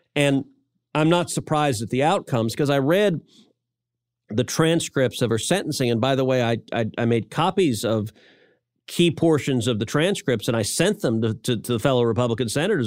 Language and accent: English; Texas, United States; I'm a Texan.